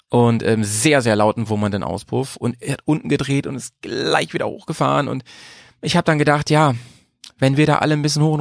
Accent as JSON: {"language": "German", "region": "Weserbergland", "country": "Germany", "tie": "born or raised there", "said": "was ich eben gleich erzählt habe, das ist ja gar nicht weit weg so von meiner Heimat. Ne? Also ich bin ja ähm, Weserbergland, da bin ich ja geboren, also ziemlich"}